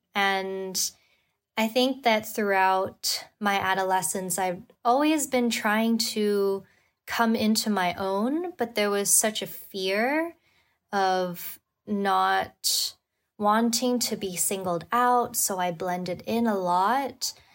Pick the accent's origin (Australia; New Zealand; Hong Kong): Hong Kong; moved away as an adult; also born or lived in New York / Madrid / London; I was born and raised in Hong Kong, and then I lived in New York and even Madrid and London before coming back.